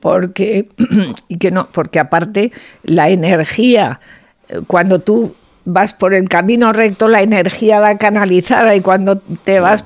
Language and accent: Spanish; Zaragoza, Aragon, Spain; also born or lived in Oliete, Teruel; viví en Zaragoza hasta que me casé, pero nací en un pueblo de la provincia de Teruel que se llama Oliete